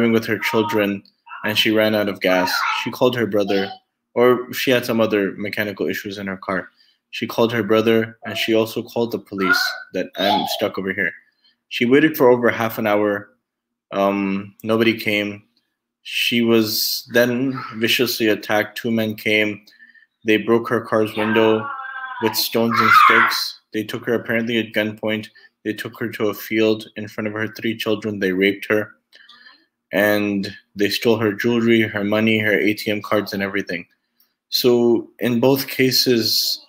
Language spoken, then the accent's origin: English; United States; by birth, I'm American. I was raised in America, born in America. But by origin, I'm Pakistani. Both of my parents are from Pakistan